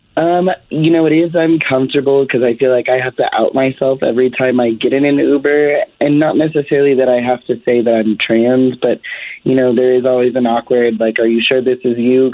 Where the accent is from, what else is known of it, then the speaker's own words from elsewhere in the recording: the South, United States; now in Denver, United States; I'm being from the South